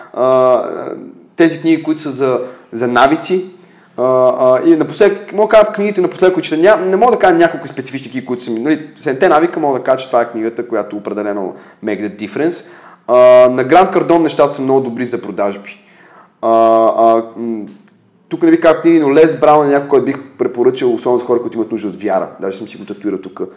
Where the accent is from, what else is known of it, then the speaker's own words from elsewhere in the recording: Bulgaria; сме родени в България